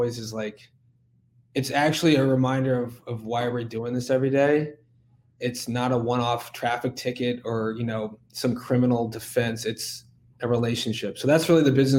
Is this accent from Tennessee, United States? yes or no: no; Texas, United States; also born or lived in St. Louis, Missouri / Virginia; now in Tidewater area, Virginia, United States; I was born in Texas, grew up there and in St. Louis, and then I moved out here to Virginia to study law in 2008